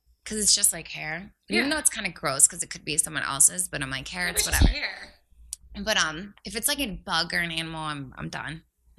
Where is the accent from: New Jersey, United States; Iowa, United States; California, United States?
New Jersey, United States; I'm from South Jersey